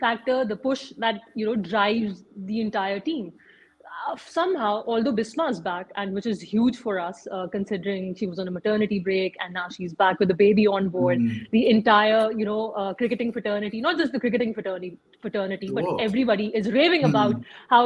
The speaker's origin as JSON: {"language": "English", "country": "Pakistan"}